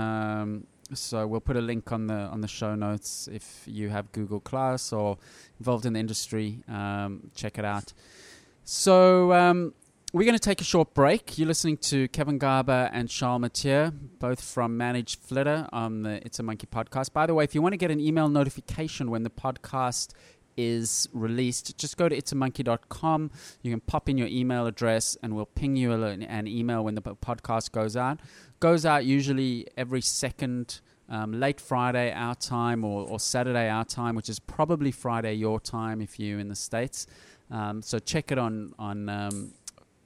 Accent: Johannesburg, Gauteng, South Africa; now in Sydney, Australia; I grew up and was born in Johannesburg, South Africa

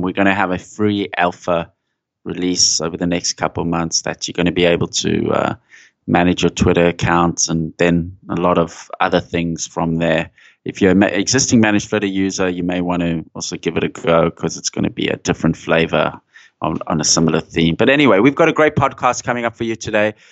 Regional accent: South Africa; moved away; I was growing up in South Africa and there was that environment in, in the eighties

